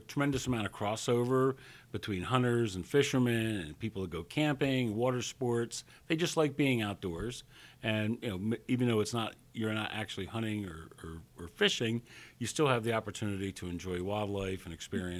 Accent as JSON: {"language": "English", "region": "Pennsylvania", "country": "United States", "tie": "born or raised there", "said": "In Pennsylvania."}